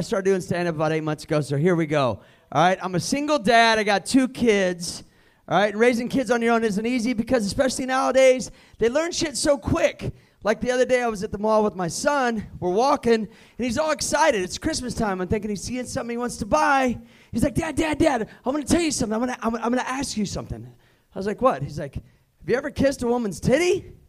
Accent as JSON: {"language": "English", "town": "Kansas City", "country": "United States", "said": "by the way, I'm from Kansas City."}